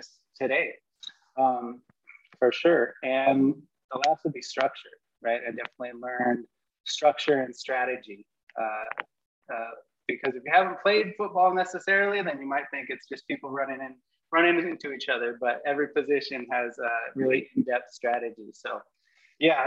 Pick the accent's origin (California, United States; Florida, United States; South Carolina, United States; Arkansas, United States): California, United States; a couple hours north of San Francisco; I grew up a couple hours north of San Francisco